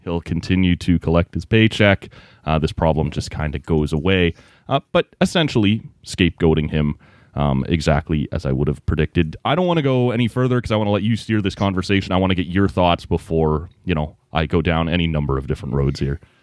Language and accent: English; Oshawa, Ontario, Canada; I grew up in the Oshawa area.